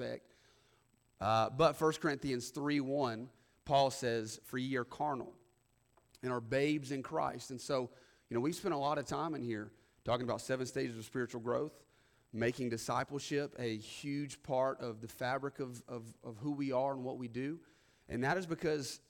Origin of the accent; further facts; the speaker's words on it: the South, United States; we have this thing in the South where people still go to church oftentimes